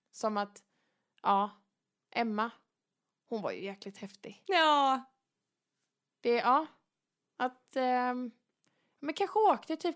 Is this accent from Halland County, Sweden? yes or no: yes; Varberg, Halland County, Sweden; Nu är det ju så här att jag är ju född och uppvuxen i Varberg mm. och det är ju en kurortsstad.